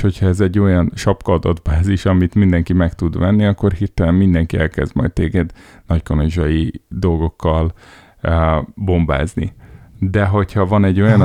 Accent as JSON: {"language": "Hungarian", "town": "Szeged", "region": "Csongrád-Csanád", "country": "Hungary", "tie": "born or raised there", "moved": "yes", "lives_now": "Budapest, Hungary", "said": "Szegeden nőttem föl"}